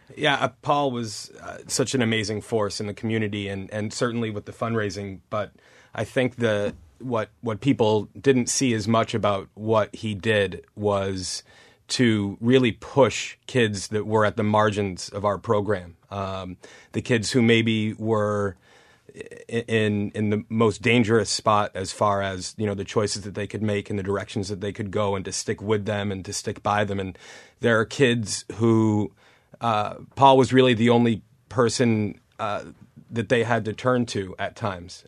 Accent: Newton, Massachusetts, United States; where I grew up in Newton

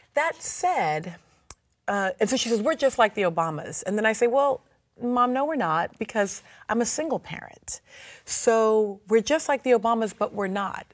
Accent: Virginia, United States; now in New Orleans, United States; grew up in the American South, in Virginia.

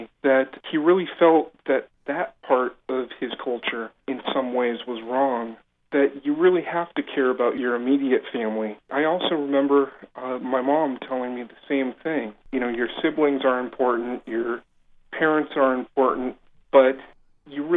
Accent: United States; moved away as an adult; now in Taiwan; my life was drastically changing back in the U.S.

